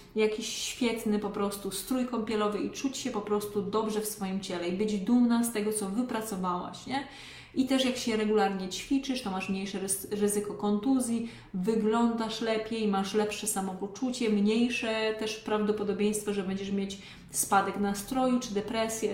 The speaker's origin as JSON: {"language": "Polish", "region": "Lesser Poland", "country": "Poland", "said": "pochodzę z małej miejscowości w Małopolsce"}